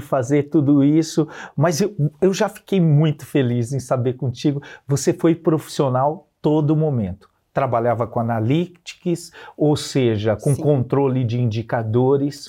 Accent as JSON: {"language": "Portuguese", "town": "Santana de Parnaíba", "region": "São Paulo", "country": "Brazil", "tie": "born or raised there", "said": "Saí da periferia de Santana de Parnaíba, escola pública a vida inteira"}